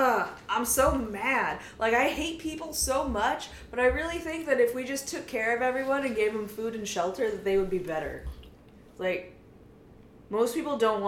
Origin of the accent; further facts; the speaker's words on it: Santa Barbara County, California, United States; I was born in Santa Barbara County